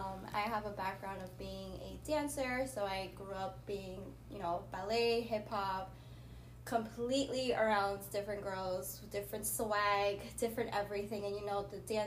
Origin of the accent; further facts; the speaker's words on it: New York City, New York, United States; I am a 29-year-old boy mom. I am your quote unquote regular city girl from New York City.